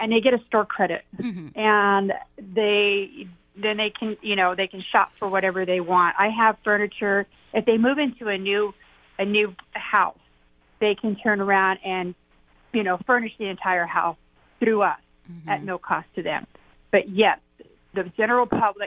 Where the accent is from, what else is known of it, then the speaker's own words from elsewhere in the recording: Graham County, Arizona, United States; And I'm from Graham County